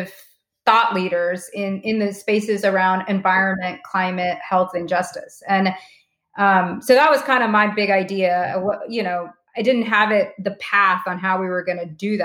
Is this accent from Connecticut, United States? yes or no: no; small town North Carolina, United States; We grew up in small town North Carolina